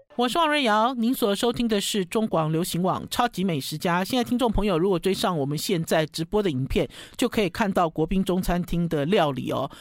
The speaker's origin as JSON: {"language": "Chinese", "country": "Taiwan", "said": "我们台湾人"}